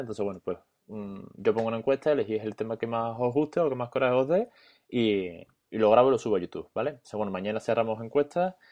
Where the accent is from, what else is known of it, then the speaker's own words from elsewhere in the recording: Seville, Andalusia, Spain; yo soy de Sevilla